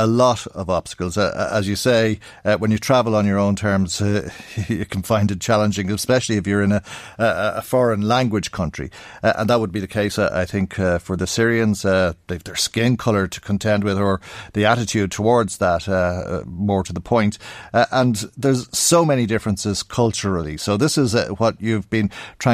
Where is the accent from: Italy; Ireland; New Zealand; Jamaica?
Ireland; we go abroad as Irish people